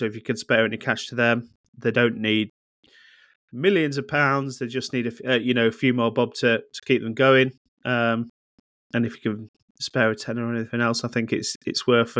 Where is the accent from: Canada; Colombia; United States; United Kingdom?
United Kingdom; Luton, East of England; Growing up in Luton Town in the early 90s, and throughout the 90s